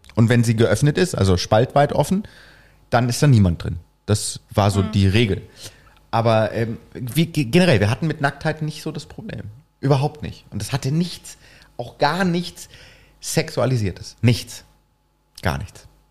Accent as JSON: {"language": "German", "region": "East Germany", "country": "Germany", "tie": "born or raised there", "said": "Ich bin ja im Osten aufgewachsen"}